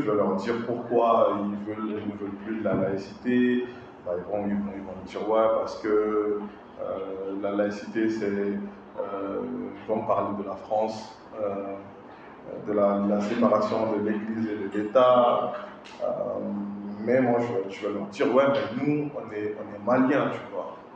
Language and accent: French; Mali; moi, je suis malien, je suis chrétien.